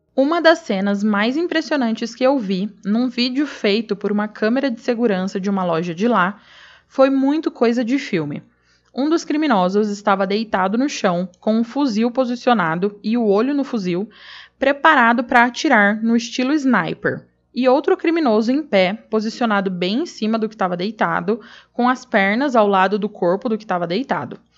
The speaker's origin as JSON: {"language": "Portuguese", "town": "Araçatuba", "region": "São Paulo", "country": "Brazil", "tie": "born or raised there", "moved": "yes", "said": "eu sou natural de Aracatuba, então eu tenho família e amigos por lá"}